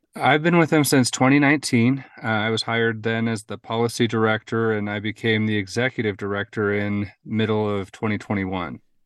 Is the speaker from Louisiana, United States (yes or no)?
no; Utah, United States; also born or lived in New Harmony, Utah; Grew up in Utah. Um, I grew up in Utah County, um, Wasatch Front, and then I currently live in southern Utah in New Harmony